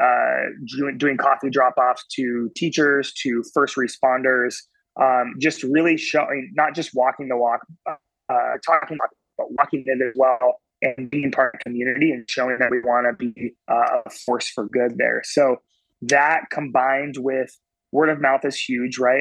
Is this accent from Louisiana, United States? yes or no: no; Oregon, United States; now in Carolinas, United States; I grew up in Oregon on the West Coast